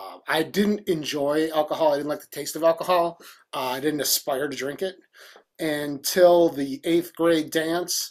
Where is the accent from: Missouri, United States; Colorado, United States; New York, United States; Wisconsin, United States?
Wisconsin, United States; Milwaukee; I grew up in Milwaukee